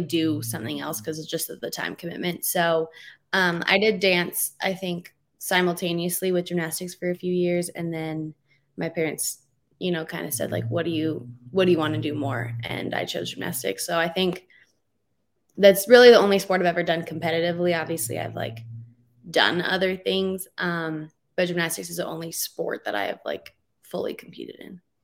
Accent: Calgary, Alberta, Canada; moved away as an adult; now in Utah, United States; I'm a Canadian, so I was born and raised in Calgary, Alberta

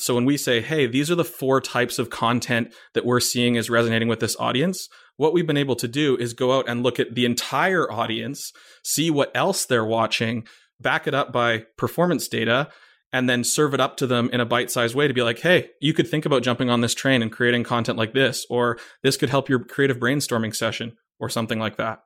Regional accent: Vancouver, British Columbia, Canada; I grew up in Vancouver

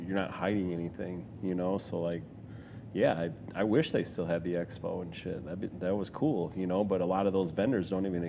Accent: Milwaukee, Wisconsin, United States; Milwaukee. So it's a Milwaukee auto auction.

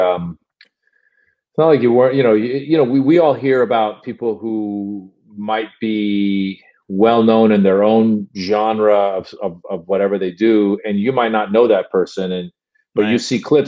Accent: United States; also born or lived in Iran; I was born in Iran. I grew up in America. And as soon as I came to America in the late 70s

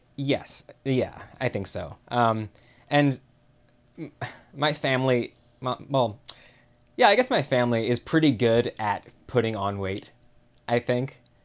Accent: Chicago, Illinois, United States; I am from Chicago.

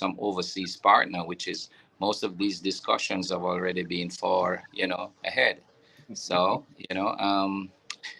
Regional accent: Bog Walk, Saint Catherine, Jamaica; In a little town they call Bogwalk, you know, in St. Catherine.

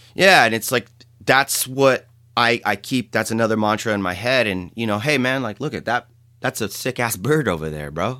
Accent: San Jose, California, United States; I grew up in San Jose, city kid

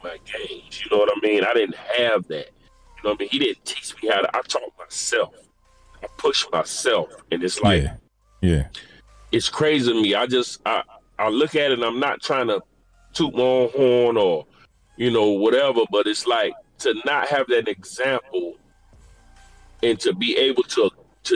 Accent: Florida, United States; also born or lived in New York; But I was raised in Florida

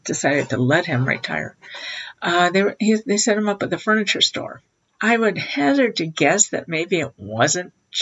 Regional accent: South Central Wisconsin, United States; I grew up in South Central Wisconsin

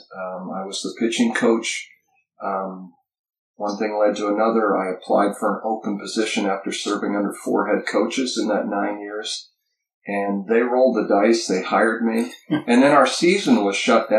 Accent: Montana, United States; moved away as an adult; also born or lived in Western Oregon; I was born and raised in Montana

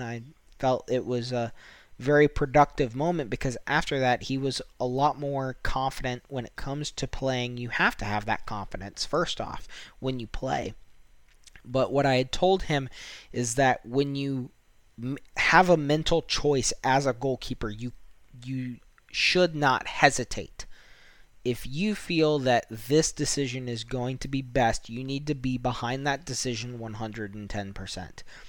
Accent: United States; as a American

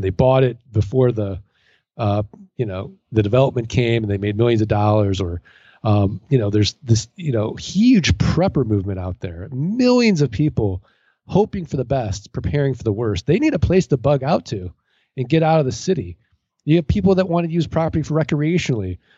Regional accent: St. Louis, Missouri, United States; now in Arizona, United States; I'm from Saint Louis, Missouri. I'm from the Show Me State

